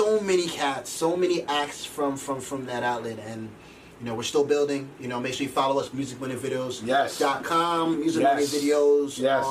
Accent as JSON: {"language": "English", "area": "Rockland County", "region": "New York", "country": "United States", "said": "I'm from Rockland County"}